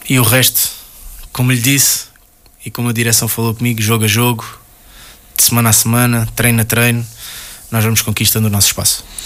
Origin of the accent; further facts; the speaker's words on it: Portugal; enquanto português